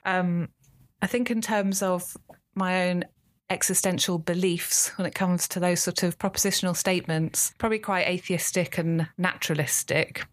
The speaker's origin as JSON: {"language": "English", "region": "London", "country": "United Kingdom", "tie": "born or raised there", "said": "I grew up in North London, in Islington"}